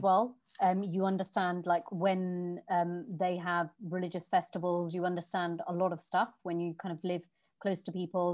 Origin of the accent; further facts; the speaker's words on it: London, United Kingdom; moved away; also born or lived in Virginia Water, Surrey; I was born and raised in Southall, West London